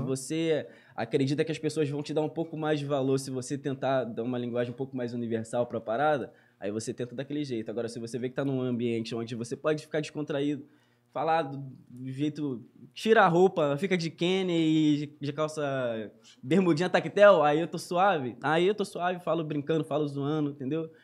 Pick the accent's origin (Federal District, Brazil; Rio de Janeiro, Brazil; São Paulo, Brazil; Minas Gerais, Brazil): Rio de Janeiro, Brazil; Duque de Caxias; Sou cria de lá, nascido e criado lá, moro lá até hoje